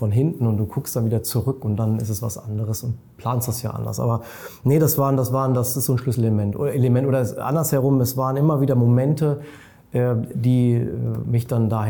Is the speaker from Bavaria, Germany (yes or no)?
yes; Munich, Bavaria, Germany; Ich selber bin ja Münchner, ich liebe München